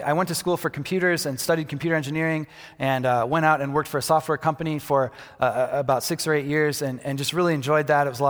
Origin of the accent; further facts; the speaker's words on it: Michigan, United States; also born or lived in Colorado; I just felt called back to my hometown, back to Michigan. I was living in Colorado, felt called back to Michigan. And so I moved back to Michigan